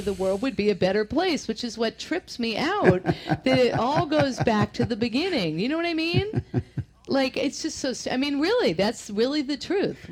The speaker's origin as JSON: {"language": "English", "town": "Boston", "region": "Massachusetts", "country": "United States", "accent": "Boston", "moved": "yes", "lives_now": "Northern California, United States", "said": "You hear the Boston come through in me?"}